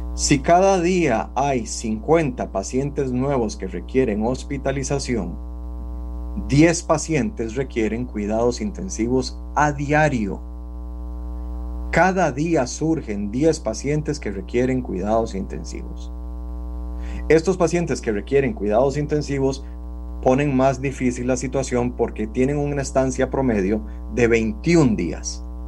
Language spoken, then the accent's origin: Spanish; Costa Rica; así somos los costarricenses